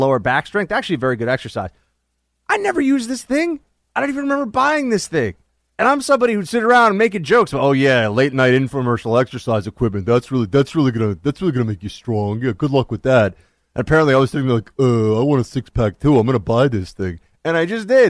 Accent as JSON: {"language": "English", "region": "New York", "country": "United States", "said": "as a New Yorker"}